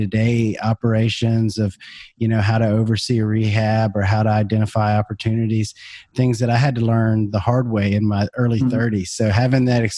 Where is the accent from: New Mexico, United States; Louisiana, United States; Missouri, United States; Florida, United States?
Louisiana, United States; Baton Rouge; my hometown of Baton Rouge, Louisiana